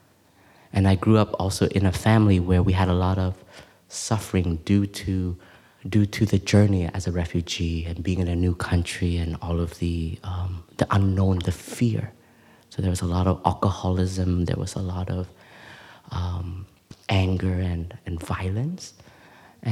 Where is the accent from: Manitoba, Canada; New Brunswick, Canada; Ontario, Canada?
Ontario, Canada; Toronto; also born or lived in Plum Village, France; now in France; I grew up in Toronto, in Canada, and I never really identified myself as a Vietnamese person